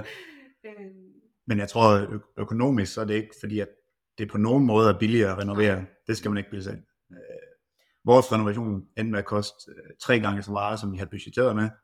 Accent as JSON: {"language": "Danish", "town": "Randers", "region": "Central Denmark Region", "country": "Denmark", "moved": "yes", "lives_now": "Hasten, Denmark", "said": "jeg er pære dansk, og kommer oprindeligt fra Randers af"}